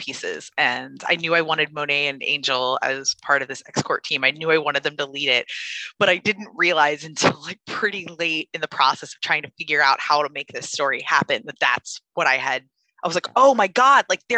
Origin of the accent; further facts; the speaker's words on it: United States; I am an American